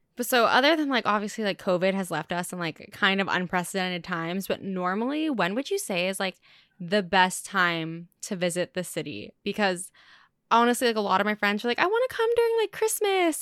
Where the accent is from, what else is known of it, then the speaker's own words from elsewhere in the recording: West Coast, United States; moved away as an adult; now in New York City, United States; I'm from the West Coast